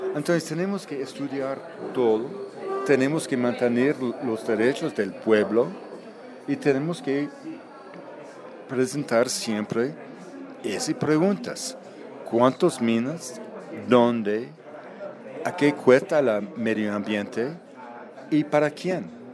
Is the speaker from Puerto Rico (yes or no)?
no; Canada; Spanish is a second language; also born or lived in Vancouver, Canada / Colombia; yo soy canadiense